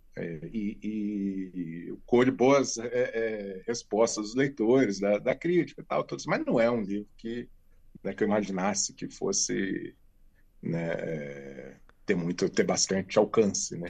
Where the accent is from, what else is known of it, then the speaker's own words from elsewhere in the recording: Rio de Janeiro, Brazil; moved away as an adult; also born or lived in Petrópolis, Brazil / São Paulo, Brazil / Lisbon, Portugal; now in Braga, Portugal; Eu nasci no Rio, morava no Rio ainda